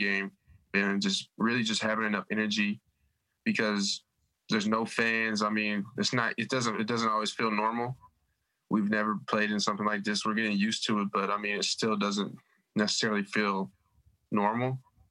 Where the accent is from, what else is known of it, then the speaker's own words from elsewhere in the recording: Minnesota, United States; moved away as an adult; I'm from Minnesota. I don't get to go home.